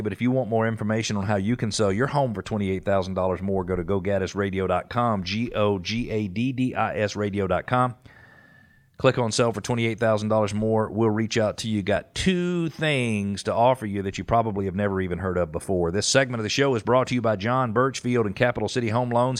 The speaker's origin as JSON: {"language": "English", "town": "Atlanta", "region": "Georgia", "country": "United States", "tie": "born or raised there", "said": "I grew up in Atlanta, so I was a tennis player from the time I was probably eight years old"}